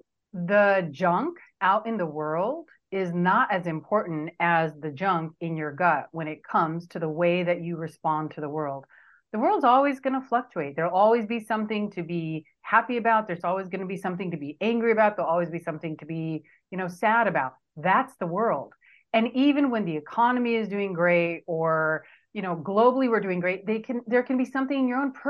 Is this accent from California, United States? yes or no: yes; Southern California, United States; accent: California; also born or lived in India; I came here when I was 4 years old, here being Southern California, and I was raised here most of my life.